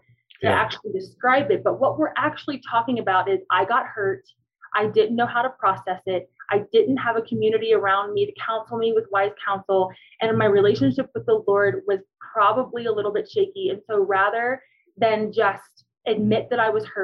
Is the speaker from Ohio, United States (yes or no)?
yes; Cincinnati, Ohio, United States; moved away as an adult; now in Colorado Springs, United States; I'm from Cincinnati